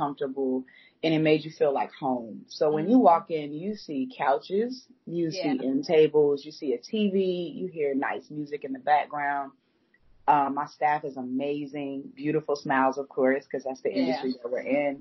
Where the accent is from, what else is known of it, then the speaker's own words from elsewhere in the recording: Atlanta, Georgia, United States; now in Charlotte, United States; I'm from Atlanta